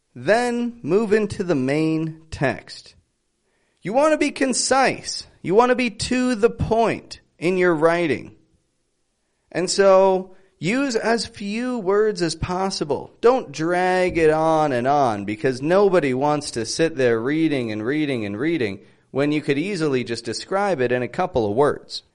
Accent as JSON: {"language": "English", "town": "Toronto", "region": "Ontario", "country": "Canada", "said": "I'm from Toronto."}